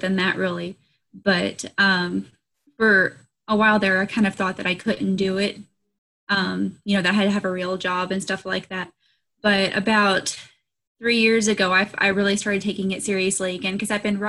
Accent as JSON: {"language": "English", "country": "United States", "said": "I'm an American author, independently published."}